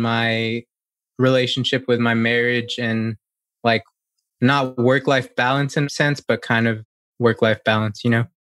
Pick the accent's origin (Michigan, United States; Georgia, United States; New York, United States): Georgia, United States; Gainesville; I'm from Gainesville, Georgia, in the States, and I'm a wedding photographer.